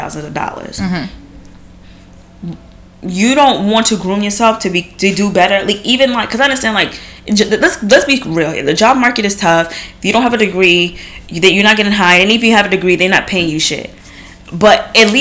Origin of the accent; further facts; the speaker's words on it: New York, United States; I'm from New York too, and I don't speak like